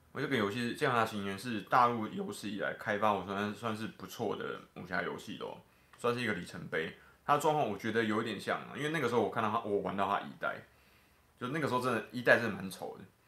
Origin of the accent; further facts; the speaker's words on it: Taiwan; 作为台湾人